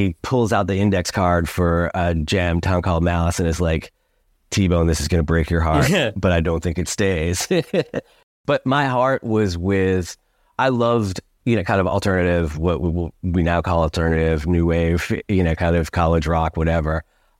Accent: Syracuse, New York, United States; growing up in Syracuse, you know, kind of there aren't many ways for you to do anything like that has anything to do with music

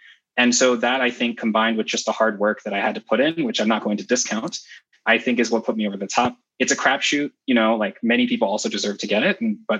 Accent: Kumasi, Ashanti, Ghana; born there; So I was actually born in Ghana and I was born in Kumasi, which is the center of the Ashanti group within Ghana. Both of my parents were born in villages in that region.

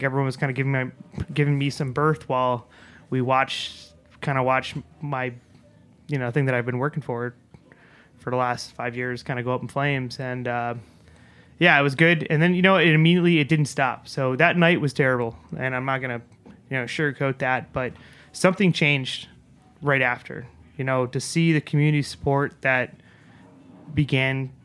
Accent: New York, United States; we're both from New York here

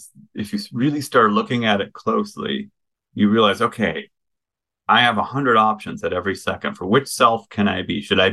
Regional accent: Midwest, United States; I'm from the Midwest.

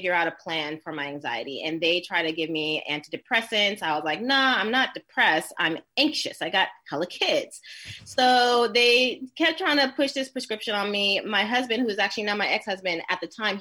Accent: Oakland, California, United States; I'm from East 69th, Oakland, the Ville

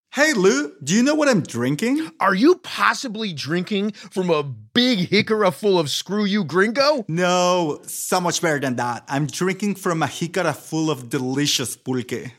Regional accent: Mexico City, Mexico; also born or lived in Michoacán; I'm from Mexico. I was born in Michoacan, but have lived almost all my life in Mexico City.

